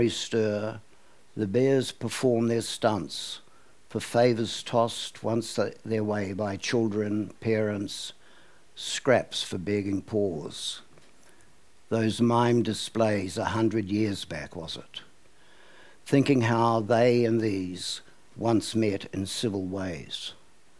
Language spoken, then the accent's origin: English; Auckland, New Zealand; when I was a kid growing up in Westmere